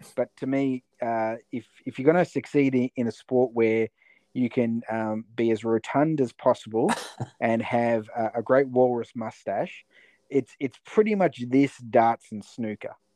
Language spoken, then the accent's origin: English; Latrobe Valley, Victoria, Australia; moved away; I came from the Latrobe Valley in Victoria where we had you know f- four or five uh, power stations